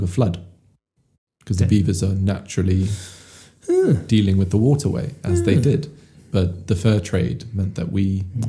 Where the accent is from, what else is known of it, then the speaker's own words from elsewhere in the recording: South Africa; now in United Kingdom; I'm from Africa. Like, I was born in Africa. I lived there. I grew up there.